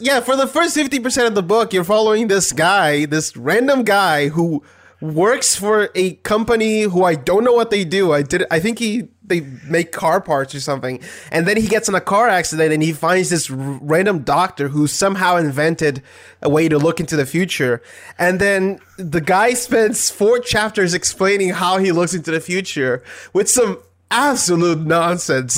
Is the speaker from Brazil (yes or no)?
yes; Brazil; I'm from Brazil